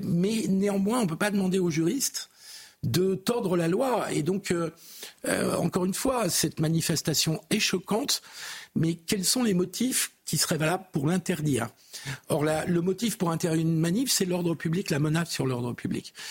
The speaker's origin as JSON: {"language": "French", "country": "France", "said": "en tant que républicain laïque et en tant que français"}